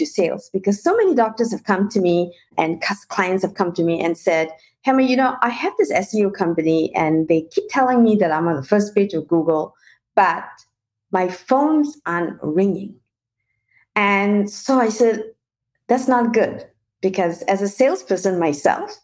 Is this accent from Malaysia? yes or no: yes; Malaysia; moved away as an adult; also born or lived in New Zealand / Paris / London / Shanghai; I actually was born and raised in Malaysia and did my international marketing and management degree in New Zealand